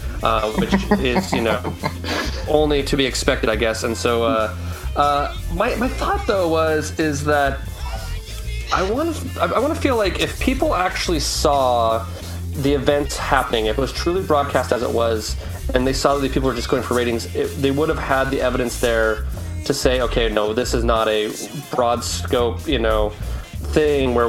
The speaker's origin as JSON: {"language": "English", "region": "Utah", "country": "United States", "said": "I was from Utah"}